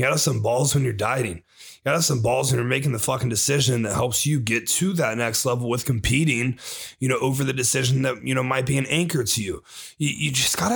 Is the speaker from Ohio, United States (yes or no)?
yes; Ohio, United States; the state of Ohio, my hometown